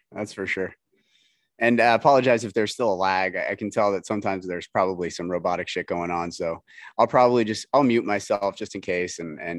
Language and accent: English; Florida, United States; moved away; also born or lived in California; I'm from Florida originally.